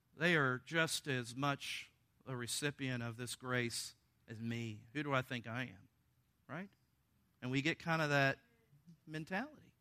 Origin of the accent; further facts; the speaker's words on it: the South, United States; I'm from the South.